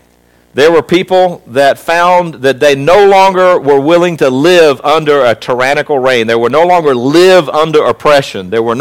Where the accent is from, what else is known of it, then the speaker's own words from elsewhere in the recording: South Africa; born there; So when I was born in South Africa, I may have been born in that country.